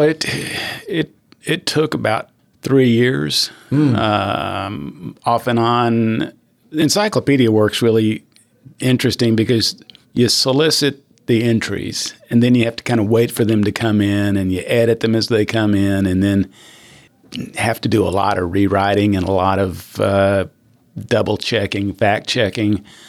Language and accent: English; Fort Worth, Texas, United States; also born or lived in New Mexico / Vernon, Texas; we ultimately settled in Fort Worth, Texas, where I grew up